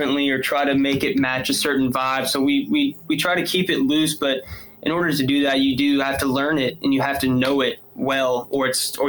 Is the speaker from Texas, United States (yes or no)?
yes; Farmersville, Texas, United States; also born or lived in McKinney, Texas; I grew up in Farmersville.